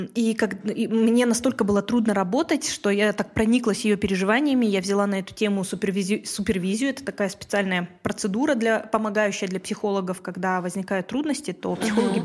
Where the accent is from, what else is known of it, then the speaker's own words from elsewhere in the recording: Kazakhstan; first language Russian; я не казашка, русскоязычка, но а, родилась и живу в Казахстане